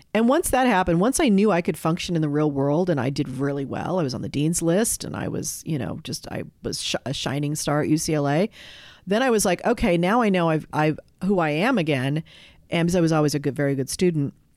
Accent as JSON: {"language": "English", "town": "Los Angeles", "region": "California", "country": "United States", "tie": "born or raised there", "said": "I grew up in West L A and went to Crossroads"}